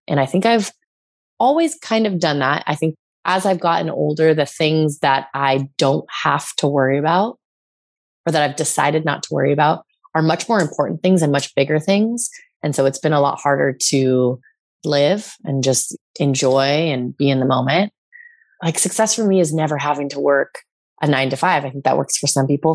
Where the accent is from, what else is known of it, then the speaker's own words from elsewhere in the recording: California, United States; moved away as an adult; also born or lived in New York; I'm back in my hometown